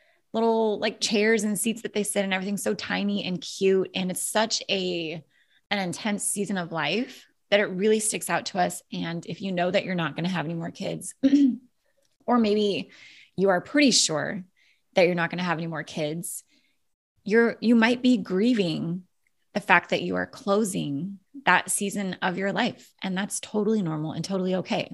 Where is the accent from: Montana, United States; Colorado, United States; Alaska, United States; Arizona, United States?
Alaska, United States; now in Florida, United States; I grew up in Alaska, where the scenery is just, it's beautiful.